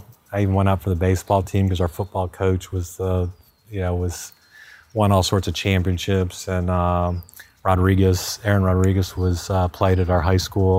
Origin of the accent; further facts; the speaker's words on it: Miami, Florida, United States; also born or lived in Fort Worth, Texas / California; I grew up in Miami, so I was a huge Hurricane fan growing up.